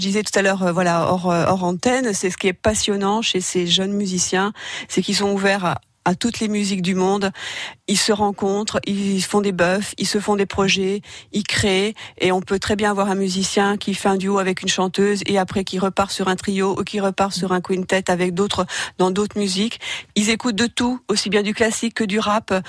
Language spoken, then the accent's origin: French; north-west France, France; now in Pyrénées-Orientales, France; je viens des régions du Nord-Ouest